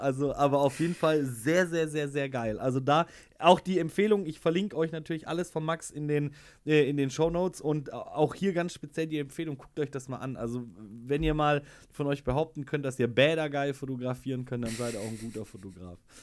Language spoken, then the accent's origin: German; Schwäbisch Hall, Baden-Württemberg, Germany; ich komme aus Schwäbisch Hall